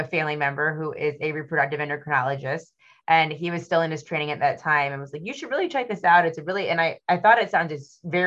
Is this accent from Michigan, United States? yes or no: yes; Michigan, United States; I'm from Michigan